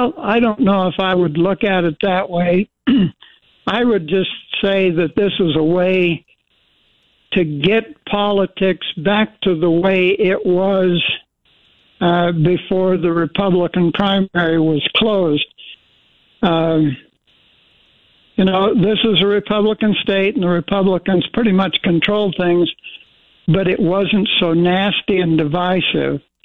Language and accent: English; Twin Falls, Idaho, United States; I was born in Twin Falls. I grew up in Idaho. I've been an Idahoan for 81 years